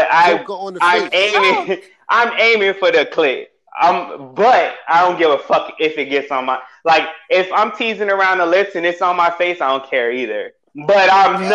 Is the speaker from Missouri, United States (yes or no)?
no; New York City, New York, United States; moved away as an adult; also born or lived in Whidbey Island, Washington; now in Seattle, United States; I'm from Queens